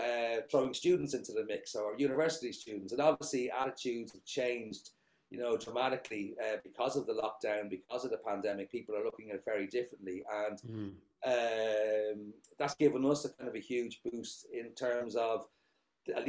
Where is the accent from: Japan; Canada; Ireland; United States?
Ireland; Dublin, Leinster; moved away as an adult; now in Zagreb, Croatia; I grew up in Dublin. I mean, I left Dublin probably 1999